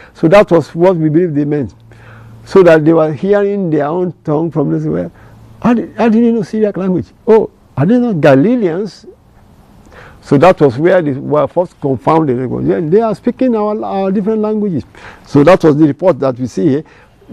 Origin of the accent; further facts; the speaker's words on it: Nigeria; first language Yoruba; English is a second language; I'm from Nigeria, Africa, and I have my local language, Yoruba